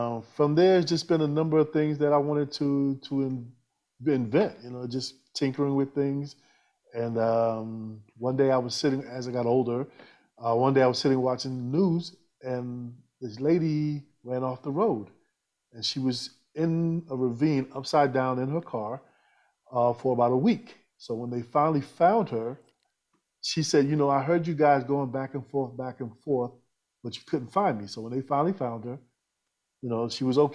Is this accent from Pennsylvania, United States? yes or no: no; New York, United States; I'm originally from New York, ex-military